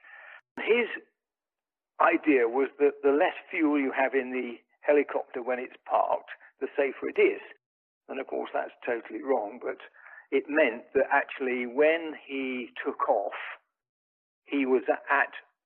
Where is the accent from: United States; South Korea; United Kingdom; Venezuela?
United Kingdom; England; moved away; I'm from England originally